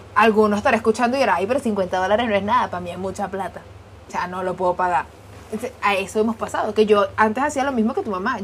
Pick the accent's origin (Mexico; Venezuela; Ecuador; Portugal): Venezuela; nací en Venezuela, estudié en Venezuela, me gradué en Venezuela, trabajé en Venezuela, 26 años de experiencia